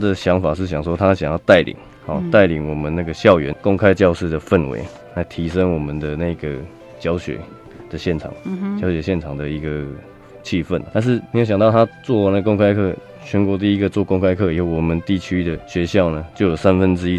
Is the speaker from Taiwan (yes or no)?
yes; Kinmen, Fujian Province, Taiwan; moved away; 是我本身是金门人，